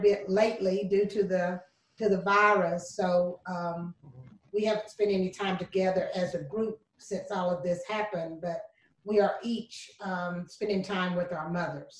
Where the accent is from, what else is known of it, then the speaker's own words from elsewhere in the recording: Lynchburg, Tennessee, United States; also born or lived in Shelbyville, Tennessee; now in Murfreesboro, United States; I was born and raised, actually born in Chevyville, Tennessee. I was raised in Lynchburg, Tennessee.